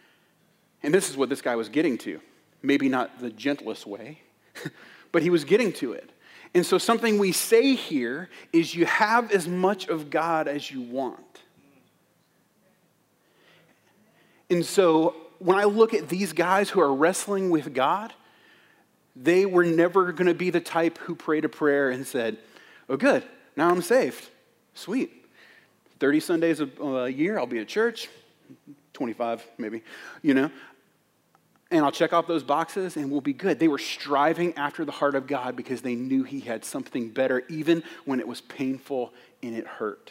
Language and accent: English; United States; as an American Christian